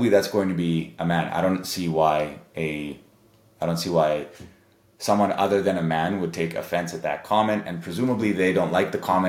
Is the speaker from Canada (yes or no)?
yes; Canada; my family's Serbian, but I grew up in Canada